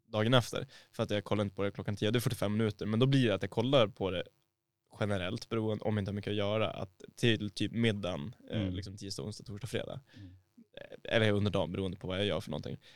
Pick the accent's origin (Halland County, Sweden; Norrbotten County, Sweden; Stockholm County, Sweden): Norrbotten County, Sweden; Boden; moved away; när jag var hemma i Boden nu förra helgen